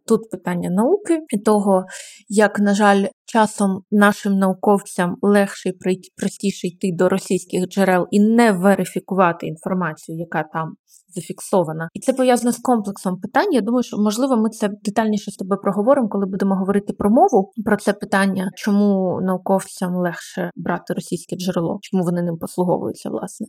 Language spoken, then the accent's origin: Ukrainian; Kyiv, Ukraine; я теж ну якби виросла в Києві, народилась тут